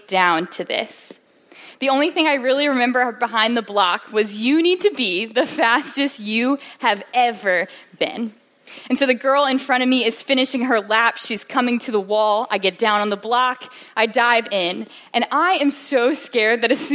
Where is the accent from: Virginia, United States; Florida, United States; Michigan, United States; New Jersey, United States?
Virginia, United States; Williamsburg; I am from Williamsburg, Virginia